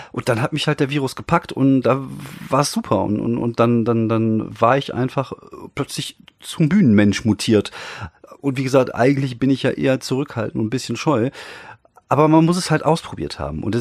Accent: North Rhine-Westphalia, Germany; Dann gibt es äh, in, in, in NRW, da wo ich herkomme, und ich kenne mich natürlich auch nur hier aus

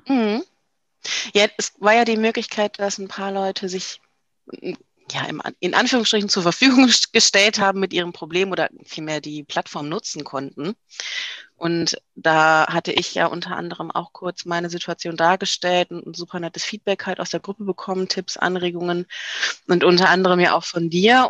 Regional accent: Düsseldorf, North Rhine-Westphalia, Germany; ich komme ja aus Düsseldorf

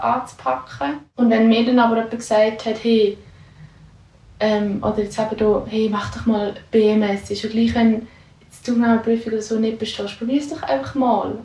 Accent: Lucerne, Switzerland; also born or lived in Austria / St. Gallen; ich komme ursprünglich aus Luzern

